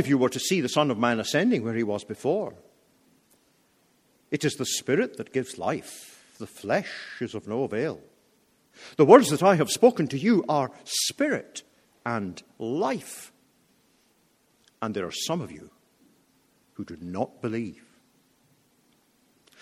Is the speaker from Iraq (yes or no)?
no; United Kingdom; as a Brit